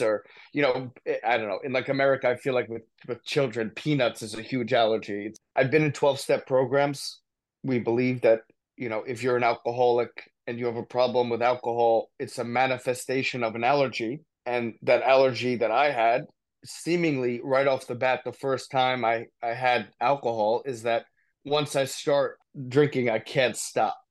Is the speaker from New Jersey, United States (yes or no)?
yes; New Jersey, United States; also born or lived in Poconos, Pennsylvania / New Brunswick, New Jersey; I grew up in New Jersey, great kid, come from a great family